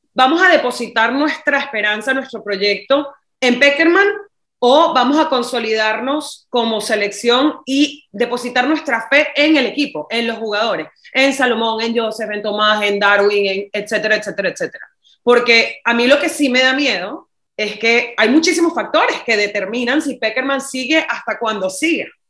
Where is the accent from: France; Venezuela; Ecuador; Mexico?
Venezuela; moved away; also born or lived in Barcelona / Miami; como venezolano